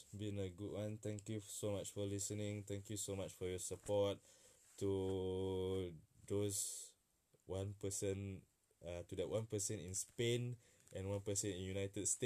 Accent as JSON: {"language": "English", "country": "Singapore", "moved": "yes", "lives_now": "Melbourne, Australia", "said": "we carry our identity as you know as Singaporean. We are we even though we are living in Melbourne, but we Singapore is in our heart and our perut."}